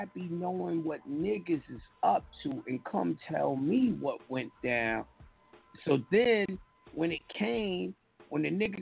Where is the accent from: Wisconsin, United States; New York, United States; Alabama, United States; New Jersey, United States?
New York, United States; I'm from New York